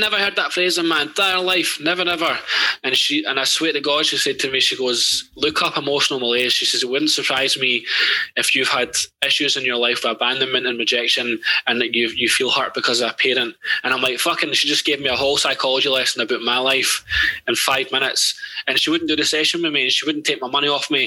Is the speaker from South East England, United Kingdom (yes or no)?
no; Ladywell, London, United Kingdom; I grew up in Ladywell